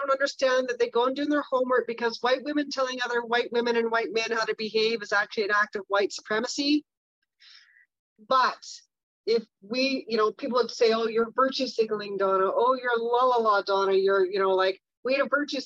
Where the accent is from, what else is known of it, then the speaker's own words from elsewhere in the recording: Kamloops, British Columbia, Canada; I'm from Kamloops